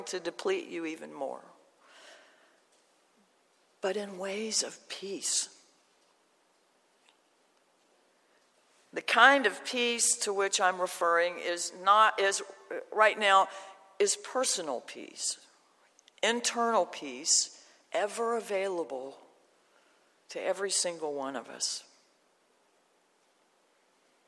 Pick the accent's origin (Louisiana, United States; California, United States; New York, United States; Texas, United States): Louisiana, United States; Shreveport; I grew up in Shreveport